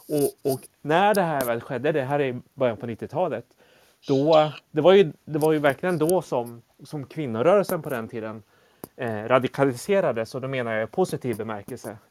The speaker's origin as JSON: {"language": "Swedish", "town": "Motala", "region": "Östergötland", "country": "Sweden", "tie": "born or raised there", "also_born_or_lived": "South Korea", "said": "jag är ju född i Sydkorea och adopterades till Sverige i början på 70-talet. Eh, och då var jag bara ja, sju, åtta månader gammal. Eh, och några år senare fick jag också en syster från Sydkorea, adopterad. Eh, och vi växte upp i en liten stad som heter Motala"}